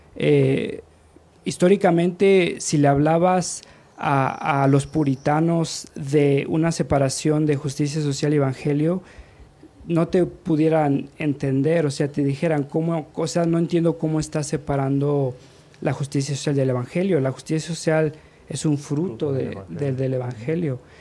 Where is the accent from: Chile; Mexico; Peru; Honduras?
Mexico; moved away as an adult; also born or lived in United States; yo ni siquiera nací allá, yo nací, crecí aquí en México, mi identidad es como mexicano